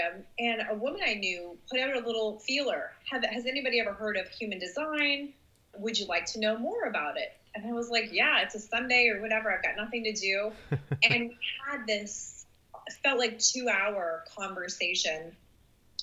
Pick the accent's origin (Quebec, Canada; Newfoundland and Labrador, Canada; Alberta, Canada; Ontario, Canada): Ontario, Canada; just outside of Toronto; accent: Canadian; I'm from just outside of Toronto